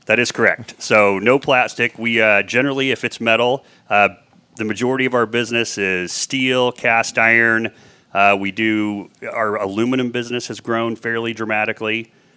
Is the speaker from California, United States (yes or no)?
no; Indianapolis, Indiana, United States; also born or lived in Danville, Indiana; I grew up west side of Indianapolis, one of four kids